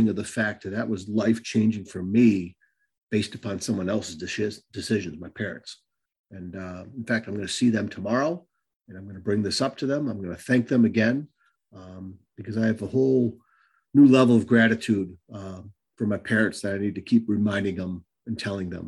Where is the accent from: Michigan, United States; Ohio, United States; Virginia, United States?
Michigan, United States; Northville; also born or lived in Westland, Michigan / Taylor, Michigan; my parents choosing to move to Northville, Michigan. I was born in Westland, Michigan. We lived there for a little bit. We lived in Taylor